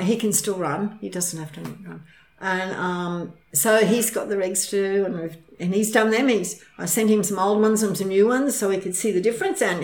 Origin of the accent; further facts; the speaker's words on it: near Inglewood, Queensland, Australia; I'm not very far from my hometown